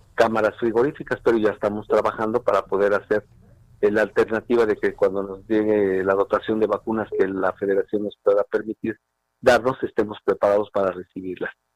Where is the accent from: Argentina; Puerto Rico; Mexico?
Mexico; Somos un país de fiestas, somos un país de alegría